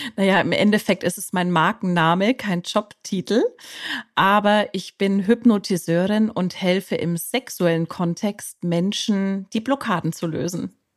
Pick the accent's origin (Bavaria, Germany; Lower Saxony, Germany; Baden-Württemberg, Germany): Bavaria, Germany; ich komme aus Bayern.